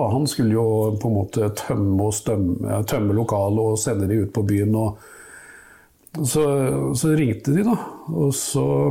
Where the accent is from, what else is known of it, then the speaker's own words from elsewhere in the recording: Nesodden, Akershus, Norway; der jeg vokste opp, altså på Nesodden